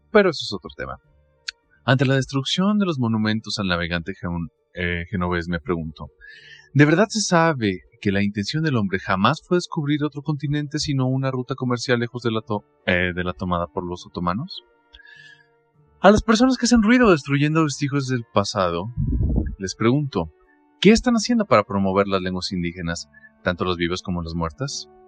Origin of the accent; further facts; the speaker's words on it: Mexico; soy mexicano, tengo 28 años y soy catedrático de universidad.